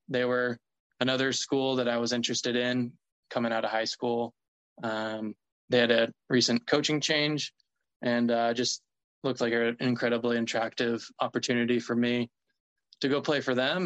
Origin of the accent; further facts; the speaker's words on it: Mississippi, United States; I actually grew up or I was born in Mississippi